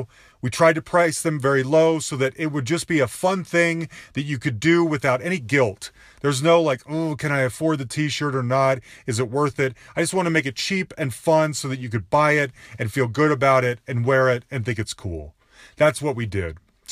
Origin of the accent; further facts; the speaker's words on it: Utah, United States; I'm from Utah. I've seen you a ton. I've loved you since I was a kid